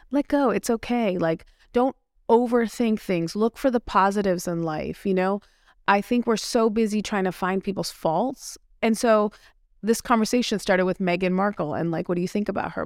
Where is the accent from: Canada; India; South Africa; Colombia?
India; I'm Indian.